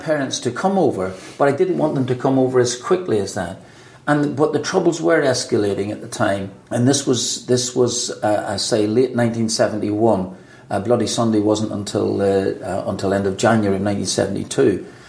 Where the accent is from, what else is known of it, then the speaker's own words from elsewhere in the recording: Northern Ireland, United Kingdom; But then suddenly now I'm no longer just a footballer, I'm actually an Irish footballer, and possibly have some sort of leanings towards nationalism